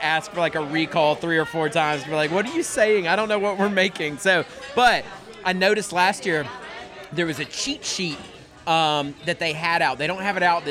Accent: Locust Grove, Georgia, United States; Waffle House was the only restaurant in my hometown in Locust Grove, Georgia

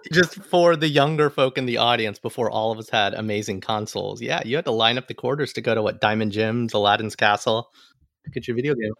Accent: Alabama, United States; now in New York, United States; as an Alabama person in New York

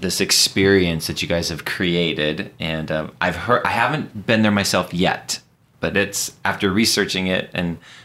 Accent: North County, California, United States; I grew up in North County

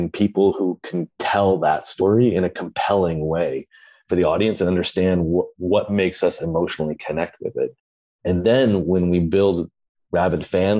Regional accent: Santa Cruz, California, United States; I grew up in Santa Cruz, California, so I've been surfing for most of my life, but I live down in the South Bay in Los Angeles.

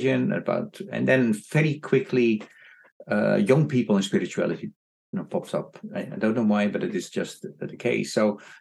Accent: Netherlands; moved away as an adult; also born or lived in Indonesia; now in New York, United States; I come from Netherlands, where you can walk from the east to the west coast

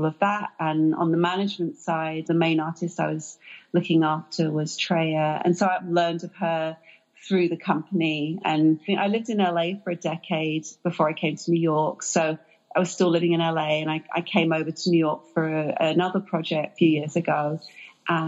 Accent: England, United Kingdom; now in United States; I am an immigrant, I am British

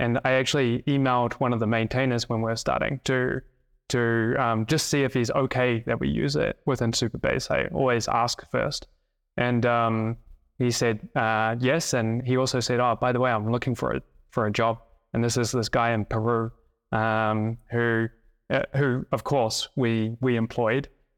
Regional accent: South Island, New Zealand; also born or lived in Thailand; I lived in Thailand actually as a young kid, but then spent most of my childhood growing up in the South Island of New Zealand. I went to a boarding school because I lived on a farm.

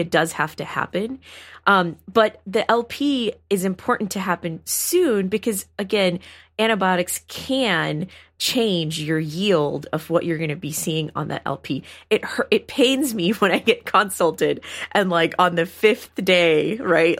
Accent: Houston, Texas, United States; I grew up in Houston, Texas

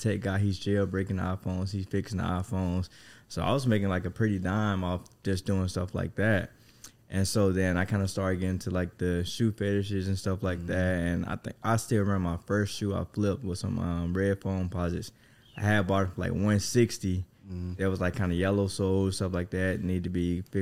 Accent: Mississippi, United States; now in Texas, United States; I'm from Mississippi

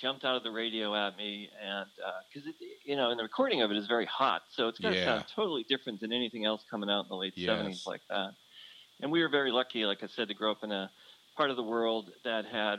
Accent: Boston, Massachusetts, United States; But when I was growing up in Boston, in the suburbs of Boston

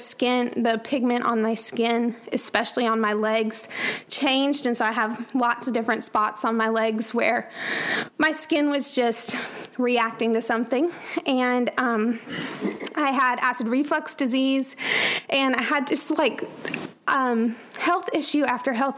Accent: Atlanta, Georgia, United States; moved away; I grew up in Atlanta, Georgia, with a wonderful family

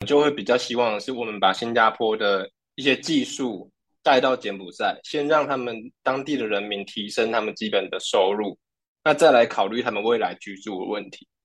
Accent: Taiwan; 我们台湾人

